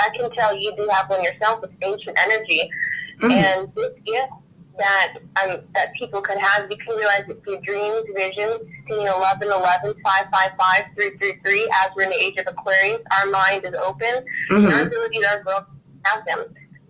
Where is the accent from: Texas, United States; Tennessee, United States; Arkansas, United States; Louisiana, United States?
Louisiana, United States; New Orleans; I'm a psychic, and I am from New Orleans.